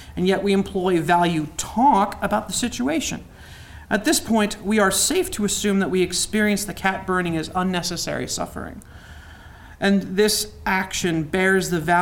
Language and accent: English; United States; also born or lived in Youngstown, Ohio / New Castle, Pennsylvania; I'm from Newcastle and Youngstown